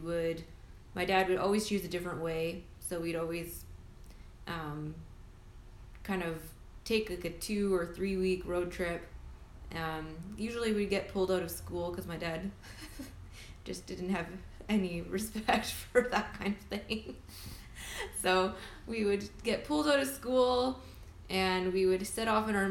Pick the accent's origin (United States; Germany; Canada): Canada; now in Vancouver, Canada; We're Canadian. We're in Vancouver, British Columbia